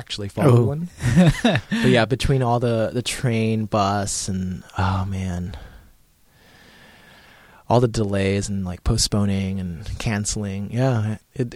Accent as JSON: {"language": "English", "country": "United States", "said": "I am Asian American"}